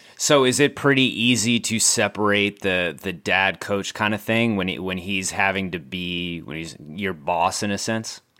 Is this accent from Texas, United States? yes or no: yes; San Antonio, Texas, United States; San Antonio, which we've, we've documented on this podcast before, is my hometown